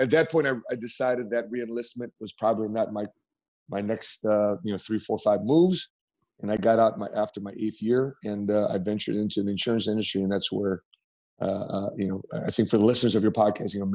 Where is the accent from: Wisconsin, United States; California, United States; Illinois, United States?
Illinois, United States; Chicago; moved away; born and raised in Chicago.